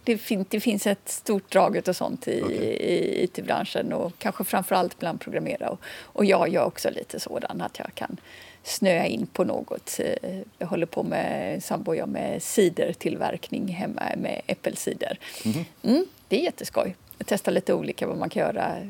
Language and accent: Swedish; Kungsbacka, Halland County, Sweden; moved away as an adult; also born or lived in Stockholm; now in Skåne, Sweden; jag kommer från Kungsbacka, strax söder om Göteborg. Och sen har jag bott lite drygt 25 år i Stockholm